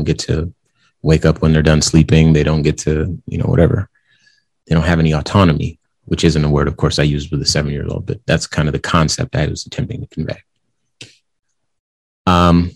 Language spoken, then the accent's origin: English; West Coast, United States; moved away as an adult; now in Arizona, United States; I grew up on the West Coast and in my adult life, I've lived in Arizona.